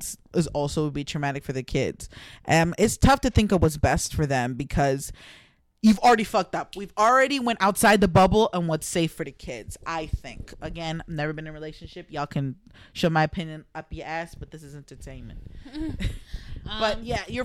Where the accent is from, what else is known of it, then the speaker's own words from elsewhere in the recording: New Jersey, United States; We're from Jersey.